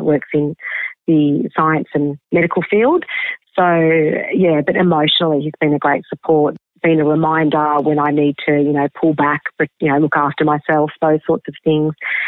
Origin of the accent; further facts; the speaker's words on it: Albury, New South Wales, Australia; moved away; also born or lived in Seattle, United States; I grew up in Albury, Wodonga in the country.